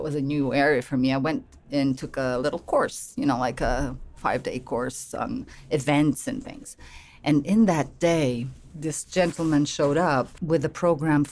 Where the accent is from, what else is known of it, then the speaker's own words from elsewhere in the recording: Lisbon, Portugal; moved away as an adult; now in United States; I'm from Portugal, Lisbon. I've been in the US for 5 years